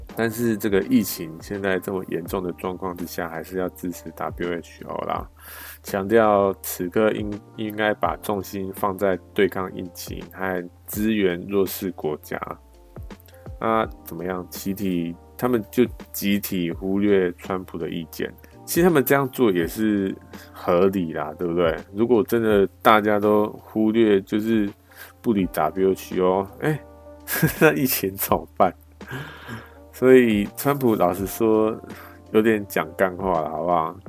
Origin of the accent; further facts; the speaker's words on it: Taiwan; 我们那个台湾